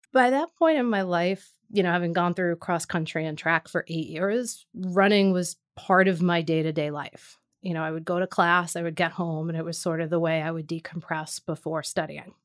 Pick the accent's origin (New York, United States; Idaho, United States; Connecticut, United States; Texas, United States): New York, United States; New York City; Born and raised in Staten Island, New York.